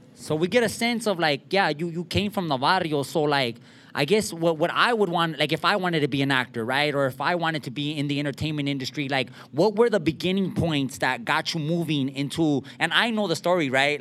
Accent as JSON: {"language": "English", "town": "Montebello", "region": "California", "country": "United States", "said": "I'm from East LA, from Montebello, and um, I'm from the barrio"}